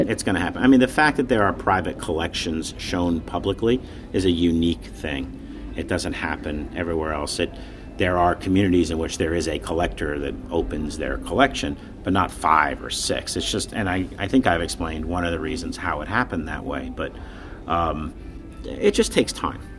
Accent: Linden, New Jersey, United States; born there; now in Miami, United States; I was born in New Jersey, uh

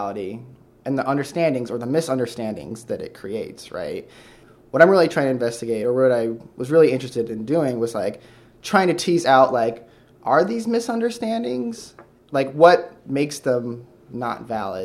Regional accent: Sturgis, Michigan, United States; By the Midwest, I just mean a small town in Michigan. Like, what town? It's called Sturgis, Michigan.

